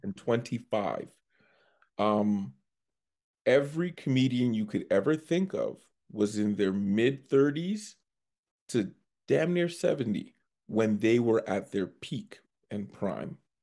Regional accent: Scarborough, Ontario, Canada; moved away as an adult; now in Edmonton, Canada; I'm actually from Scarborough, Ontario

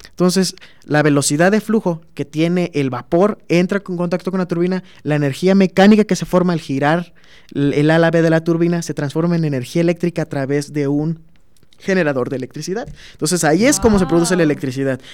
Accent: Minatitlán, Veracruz, Mexico; moved away as an adult; now in Guanajuato, Mexico; yo vivo en, soy de Minatitlán, Veracruz

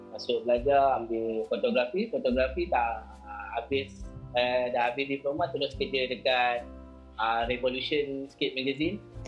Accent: Seri Kembangan, Selangor, Malaysia; moved away as an adult; now in Kuala Lumpur, Malaysia; saya asal dari Selangor Sedang, Taman Seri Sedang

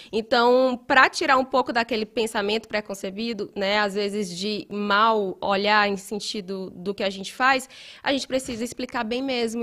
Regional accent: Ceará, Brazil; moved away as an adult; now in Belo Horizonte, Brazil; eu sou do Ceará, né? deve ter percebido esse meu esse sotaque

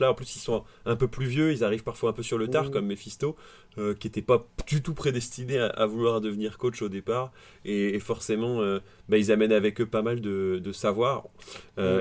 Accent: Paris, Île-de-France, France; moved away; also born or lived in Aix-en-Provence; moi, je viens de Paris.

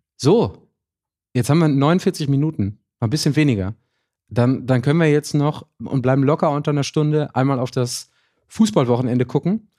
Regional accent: Ruhr area, North Rhine-Westphalia, Germany; bei uns im Ruhrgebiet

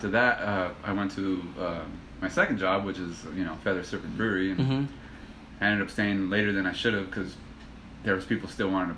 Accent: Ontario, California, United States; also born or lived in Los Angeles, California / Compton, California; we were there till I was four. And then we moved here to Ontario, so I've been here ever since, since 89.

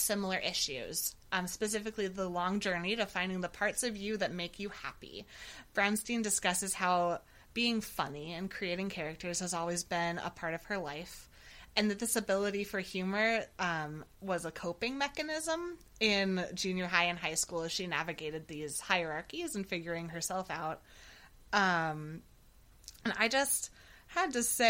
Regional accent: Ojai, California, United States; I was raised in Ojai, California

